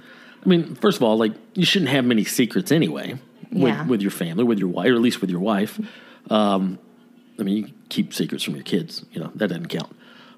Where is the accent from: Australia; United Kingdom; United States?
United States; Nashville, Tennessee; born there; I was born in Nashville. I came out of my mama's tummy wearing a cowboy hat.